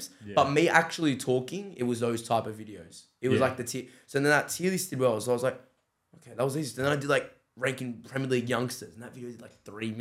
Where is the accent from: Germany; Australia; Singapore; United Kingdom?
Australia; I'm from Australia across the world